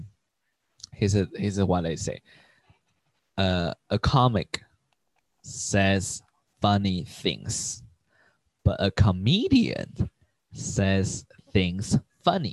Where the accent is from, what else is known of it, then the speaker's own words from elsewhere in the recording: Taiwan; English is a second language; moved away as an adult; also born or lived in Portland, Oregon / San Francisco; now in Taipei, Taiwan; we don't have Jewish in Taiwan